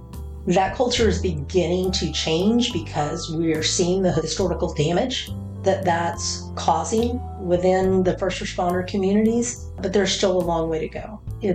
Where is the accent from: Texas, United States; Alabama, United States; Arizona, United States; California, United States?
Texas, United States; Killeen; I grew up in the Killeen Fort Hood area, so my father and my stepfather were both active duty in the Army.